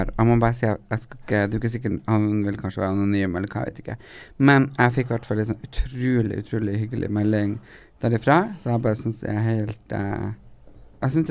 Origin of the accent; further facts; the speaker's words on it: Hadeland, Innlandet, Norway; Jeg har sjøl vokst opp på Hadeland, og blir enda mer glad i hjemstedet mitt når den også kommer ut som LHBT-støttende.